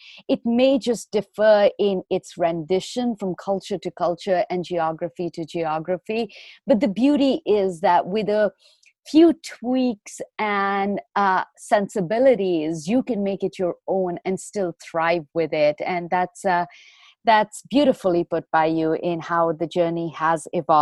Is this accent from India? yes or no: yes; India; moved away; many of us that were born and raised in India